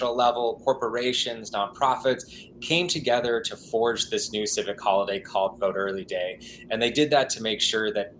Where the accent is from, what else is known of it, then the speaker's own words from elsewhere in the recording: Hysham, Montana, United States; moved away as an adult; now in Washington, D.C., United States; I grew up in Montana. Yeah, I lived there for all my life before just about a year ago when I moved over to Washington, D.C.